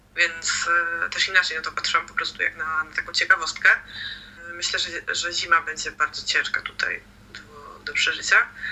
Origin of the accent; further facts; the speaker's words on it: Poland; moved away as an adult; now in Sweden; jesteśmy z Polski